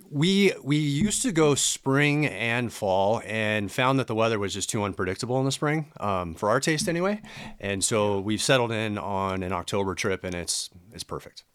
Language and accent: English; Southern California, United States; also born or lived in Washington State; now in Gig Harbor, United States; I grew up in Southern California. and moved up to Washington State in nineteen ninety-five